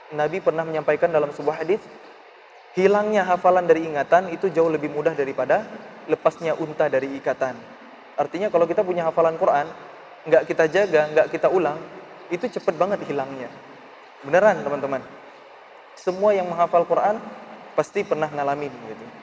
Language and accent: Indonesian; Aceh, Indonesia; born there; saya ditawarin untuk tinggal di sebuah rumah tafiz yang itu dirintis oleh pemerintah daerah di Aceh, di kota kelahiran saya.